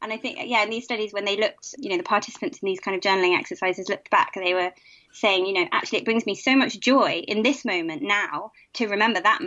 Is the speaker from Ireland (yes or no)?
no; United Kingdom